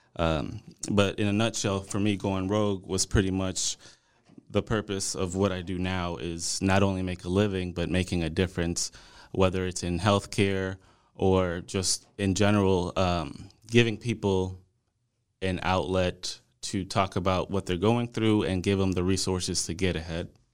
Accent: New Orleans, Louisiana, United States; also born or lived in Monroe, Louisiana; now in Dallas, United States; originally, I'm from New Orleans.

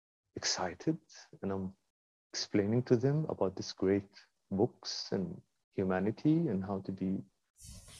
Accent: Kuwait; moved away as an adult; also born or lived in London, United Kingdom; I was born in Kuwait

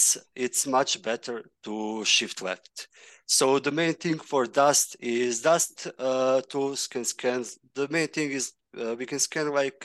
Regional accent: Sarajevo, Federation of Bosnia and Herzegovina, Bosnia & Herzegovina; I am from Sarajevo.

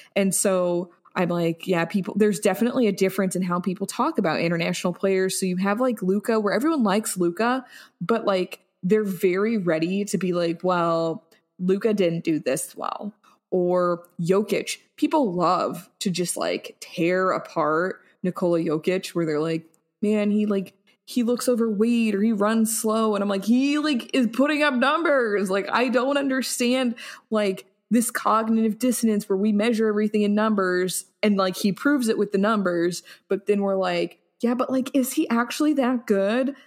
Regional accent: United States; I'm feeling very proud to be American

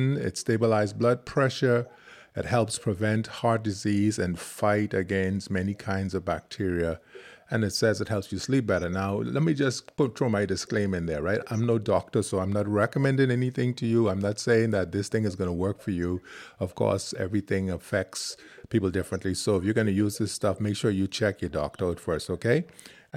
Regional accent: Freeport, Grand Bahama, Bahamas; moved away; from Georgia School of Dance and Theater in Freeport Grand Bahama, my hometown

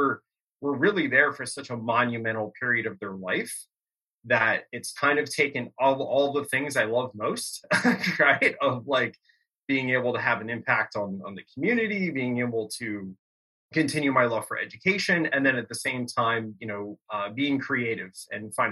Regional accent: Bucks County, Pennsylvania, United States; growing up in Bucks County, PA

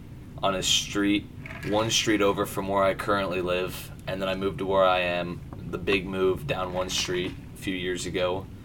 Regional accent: Jasper, United States; I was born right here in Jasper.

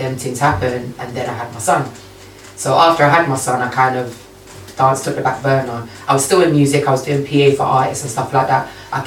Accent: London, United Kingdom; I'm from Southeast London

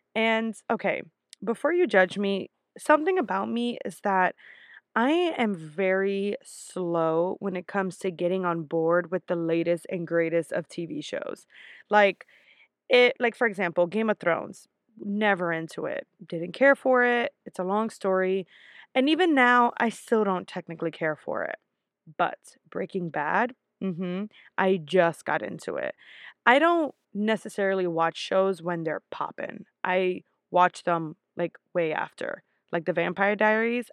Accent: New York, United States; I'm from New York

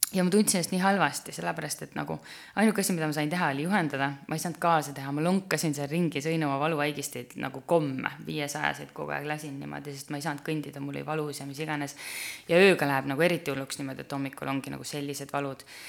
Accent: Türi, Järva County, Estonia; ma olen Türilt pärit tüdruk

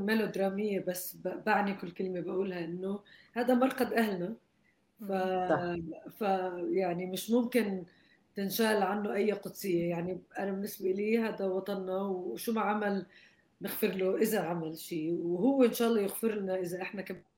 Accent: Jordan; now in Lebanon; لنا كلنا كاردنيين برا الاردن

